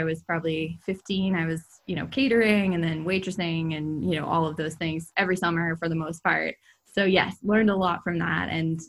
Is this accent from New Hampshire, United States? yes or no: yes; Hanover, New Hampshire, United States; Yeah, so I grew up in New Hampshire, actually in the college town, Hanover, New Hampshire, where Dartmouth is.